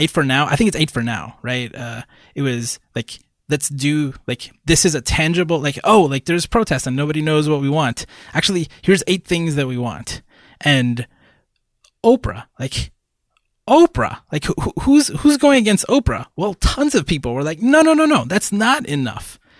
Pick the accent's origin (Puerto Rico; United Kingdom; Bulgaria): Puerto Rico; I was born in Puerto Rico, that I'm Puerto Rican